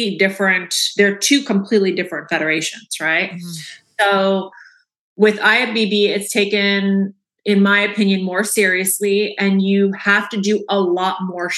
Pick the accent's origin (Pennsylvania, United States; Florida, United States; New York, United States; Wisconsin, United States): Florida, United States; Orlando; born or raised there